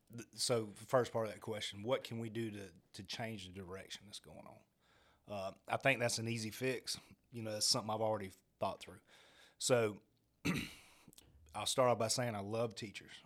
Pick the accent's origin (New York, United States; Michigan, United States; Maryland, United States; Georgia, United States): Georgia, United States; Augusta; Growing up in Augusta, I grew up around military families my whole life